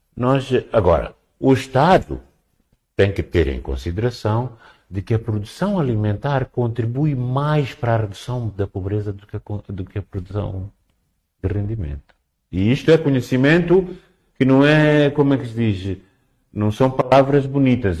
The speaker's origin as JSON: {"language": "Portuguese", "region": "Cabo Delgado", "country": "Mozambique", "said": "eu sou de Cabo Delgado"}